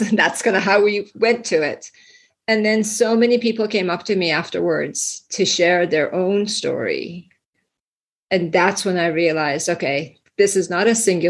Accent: Iran; moved away; I was born and raised in Iran, and then we immigrated here

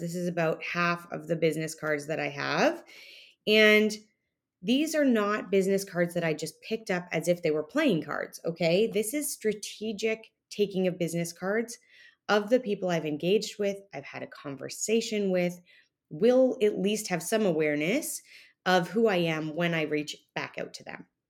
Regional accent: Canada; now in Texas, United States; me being Canadian

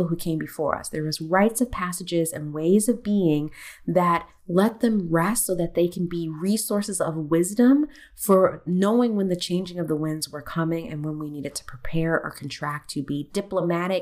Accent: United States; I am American. I am an American

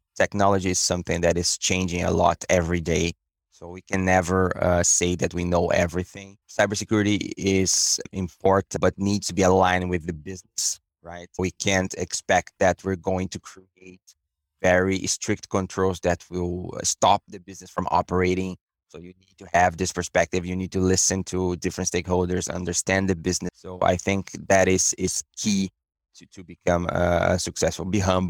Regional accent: Brazil; English is a second language; moved away as an adult; now in Canada; Most of my career was in consulting companies back in Brazil, my hometown, and I came to Canada in 2018

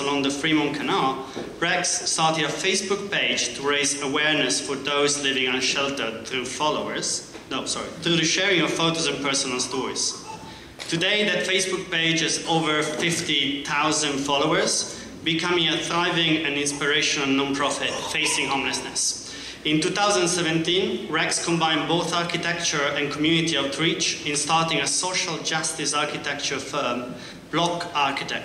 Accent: Italy; now in Seattle, United States; I'm from Italy

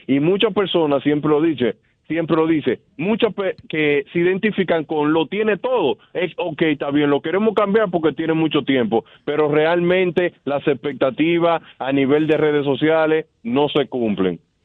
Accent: Dominican Republic; nosotros siendo dominicanos

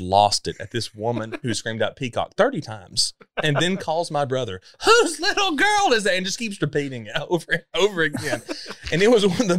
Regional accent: Sparta, Tennessee, United States; growing up in Sparta, Tennessee, where I grew up

